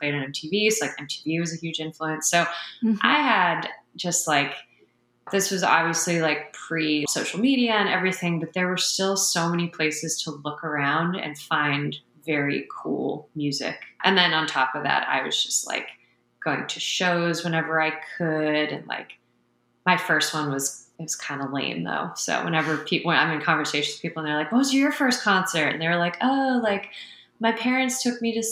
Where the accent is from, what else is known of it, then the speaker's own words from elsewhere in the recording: Baltimore, Maryland, United States; I moved to Baltimore when I think I was like 9 going on 10